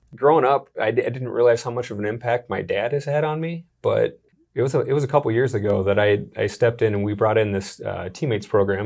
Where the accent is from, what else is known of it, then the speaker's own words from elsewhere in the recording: Sioux Falls, South Dakota, United States; also born or lived in Minneapolis; Born and raised in Sioux Falls, South Dakota